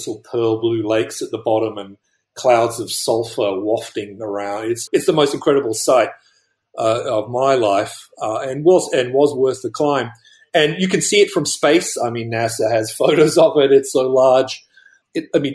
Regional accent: Australia; moved away; I'm originally from Australia

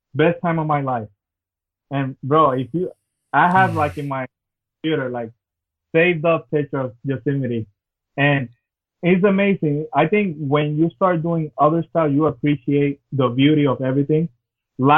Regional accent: Puerto Rico; now in Orlando, United States; I'm from Orlando, originally from Puerto Rico.

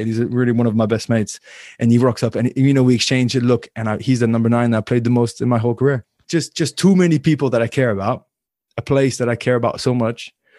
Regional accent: Paris, Île-de-France, France; born there; I was born in Paris. I would answer Paris, but in total, I lived 4 or 5 years of my life in Paris.

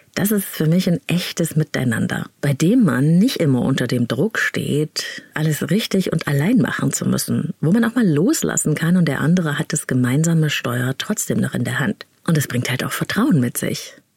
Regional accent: East Germany, Germany; Ich bin nämlich in der DDR aufgewachsen

